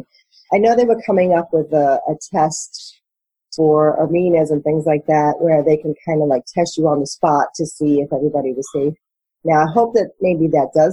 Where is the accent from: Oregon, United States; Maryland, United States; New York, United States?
New York, United States; New York City; moved away as an adult; also born or lived in Manhattan; now in Florida, United States; I come from New York City. I grew up in Brooklyn